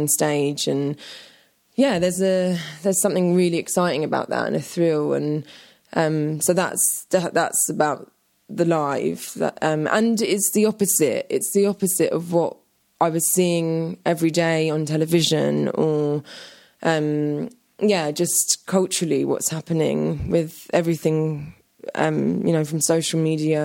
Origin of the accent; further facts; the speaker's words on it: London, United Kingdom; a young teenager growing up in London